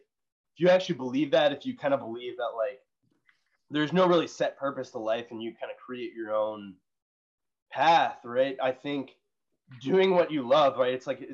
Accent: United States; growing up in America

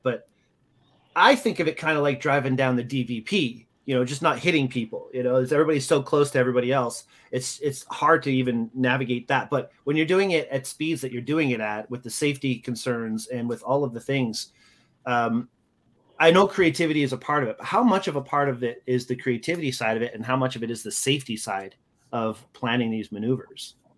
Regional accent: Canada; moved away; also born or lived in United States; as a Canadian, uh, I'm very proud of. I've lived in the States for a long time

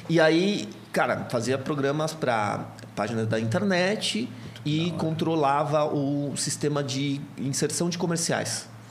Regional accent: Santo André, São Paulo, Brazil; moved away; also born or lived in Catanduva / Campinas; eu venho de uma família de Santo André, sou de Santo André, sou do ABC Paulista

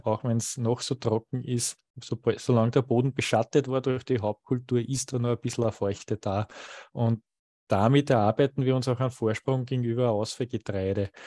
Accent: Waldviertel, Lower Austria, Austria; falls ich zu sehr in die Mundart verfalle, ich bin ja aus dem Waldviertel und nicht immer das Hochdeutsches mächtig

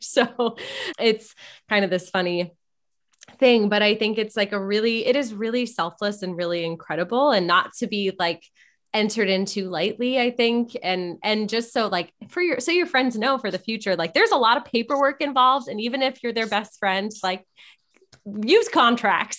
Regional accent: Malibu, California, United States; I was born and raised in Malibu

